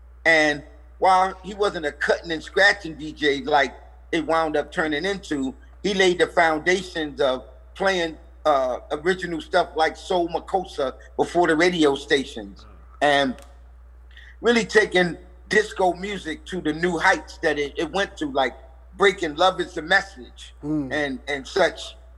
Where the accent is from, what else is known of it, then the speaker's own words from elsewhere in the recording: New York City, New York, United States; When I moved from the Bronxdale Projects, I moved to an area called Highbridge, which is about 12 blocks from where we're currently building a museum at.